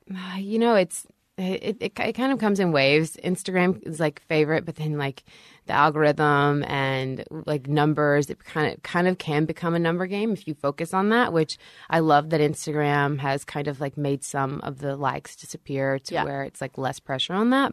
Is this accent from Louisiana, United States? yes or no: yes; Shreveport, Louisiana, United States; born or raised there; now in Nashville, United States